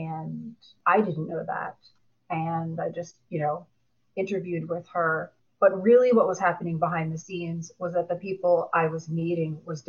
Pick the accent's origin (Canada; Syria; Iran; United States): United States; New Jersey; also born or lived in Puerto Rico; Well, I'm from New Jersey, but I've predominantly lived, I mean, in my early childhood, we moved all around. We lived in Puerto Rico, we lived all over.